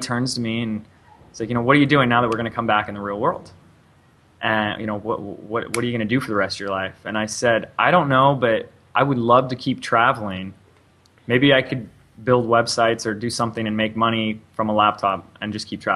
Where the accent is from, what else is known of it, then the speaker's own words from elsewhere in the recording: Laguna Beach, California, United States; also born or lived in Los Angeles, California; Born and raised in Laguna Beach, California, the same city where they did a reality TV show on